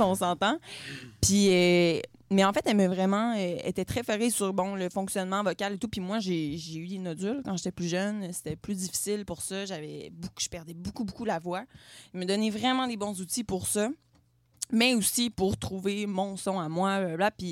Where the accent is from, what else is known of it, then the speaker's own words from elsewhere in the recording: Quebec City, Quebec, Canada; je suis une femme de 22 ans, je viens de la ville de Québec